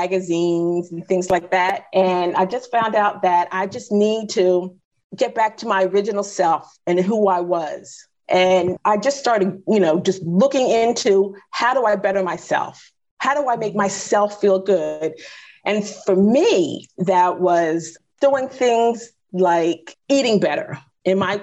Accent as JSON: {"language": "English", "country": "United States", "tie": "born or raised there", "said": "I grew up in the 70s and 80s in the States. I grew up in the States"}